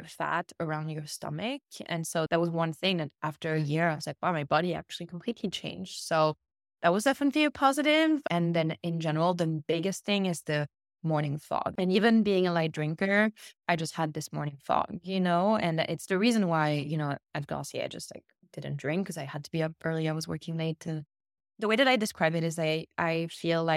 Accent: Cannes, Provence-Alpes-Côte d'Azur, France; moved away; the little beach kiosk where I grew up in Cannes

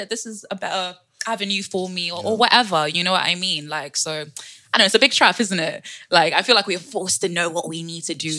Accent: Winneba, Central Region, Ghana; In the central region, the land of the fisherwoman and the fishermen. Yes, sir. Yeah. It's near Cape Coast. I don't know if you've been.

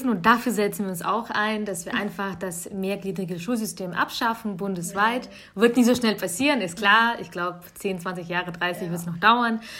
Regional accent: Bavaria, Germany; Das kommt meistens aus meinem Heimatbundesland äh, Bayern.

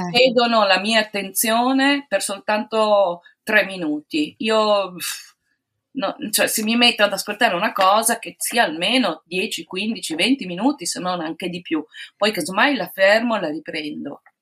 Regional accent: Padua, Veneto, Italy; sono di Padova

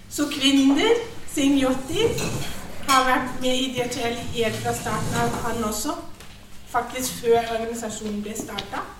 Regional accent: Germany; Norwegian is a second language; moved away as an adult; now in Norway; Jeg er altså prest i {S1} Norsk kirke, men jeg er også innvandrer. Jeg kom fra Tyskland i 2008.

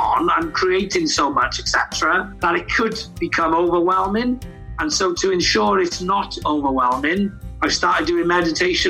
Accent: Wales, United Kingdom

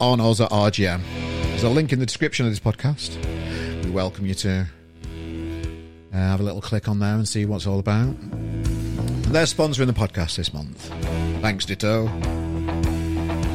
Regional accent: Sheffield, Yorkshire and the Humber, United Kingdom; moved away; my home country of Sheffield, hometown, home city

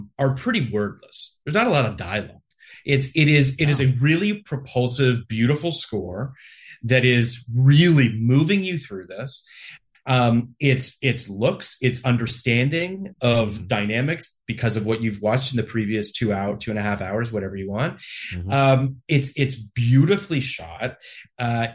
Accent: Canada; I'm Canadian

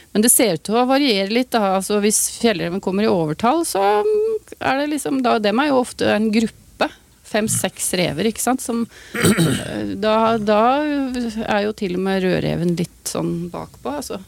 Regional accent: Vestfold, Norway; der jeg kommer fra, Vestfold

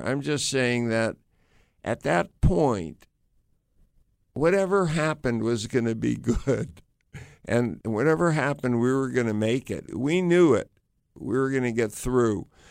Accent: United States; I grew up in the United States

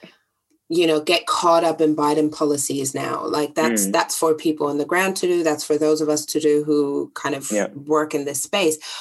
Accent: Germany; growing up in Germany

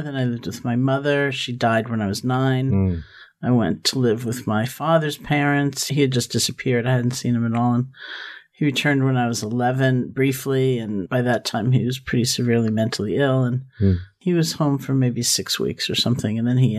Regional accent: New York City, New York, United States; I grew up in Washington Heights.

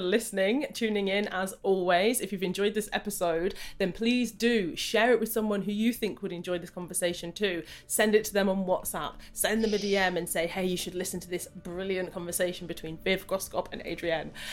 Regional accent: Jamaica; I'm Jamaican I'm a sprinter

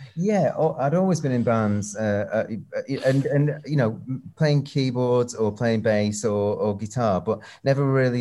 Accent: Northwich, North West England, United Kingdom; moved away; also born or lived in Manchester / London / Los Angeles; we all bought records from this one shop in my hometown, Northwich

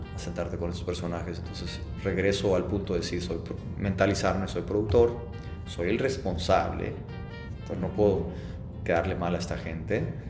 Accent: Mexico; nos afecta a los productores mexicanos

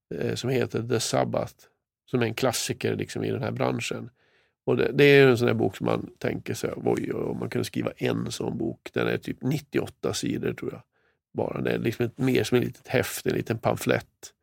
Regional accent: Kramfors, Västernorrland County, Sweden; moved away; Där är jag född och uppvuxen. I staden Kramfors.

